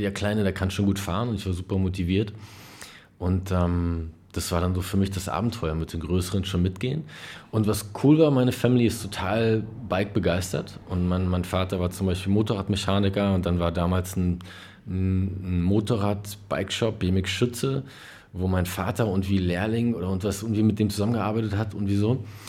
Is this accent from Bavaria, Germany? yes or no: no; Berlin, Germany; also born or lived in Kreuzberg, Berlin; es war wirklich in Berlin-Neukölln am Spielplatz